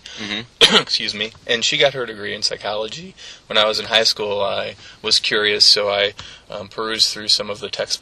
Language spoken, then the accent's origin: English; St. Charles, Missouri, United States; moved away as an adult; also born or lived in St. Louis / Hawaii; now in Kirksville, United States; I'm originally from St. Charles. I grew up in St. Charles. I was born in St. Louis, but okay. Spent most of my childhood in St. Charles.